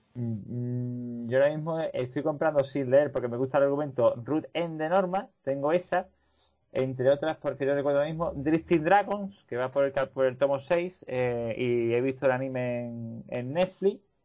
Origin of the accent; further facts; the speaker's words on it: Seville, Andalusia, Spain; como sevillano